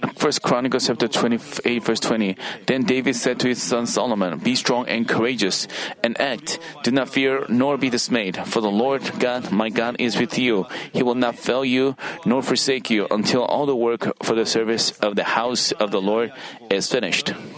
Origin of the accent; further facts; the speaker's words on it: Paju, Gyeonggi Province, South Korea; English is a second language; moved away; also born or lived in Seoul; Paju is my hometown